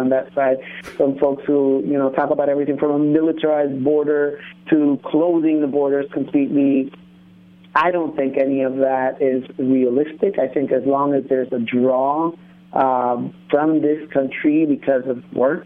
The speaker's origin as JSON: {"language": "English", "region": "Quetzaltenango", "country": "Guatemala", "moved": "yes", "lives_now": "United States", "said": "I came here from Guatemala"}